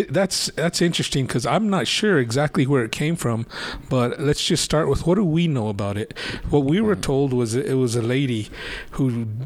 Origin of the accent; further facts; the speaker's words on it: Gallup, New Mexico, United States; also born or lived in Albuquerque, New Mexico; And like here in Albuquerque and where we grew up in Gallup, there's a lot of arroyos